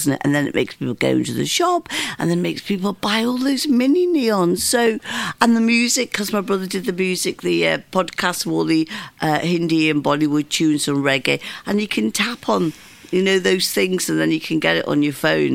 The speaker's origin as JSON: {"language": "English", "town": "Bootle", "region": "North West England", "country": "United Kingdom", "tie": "born or raised there", "said": "I was born in Bootle"}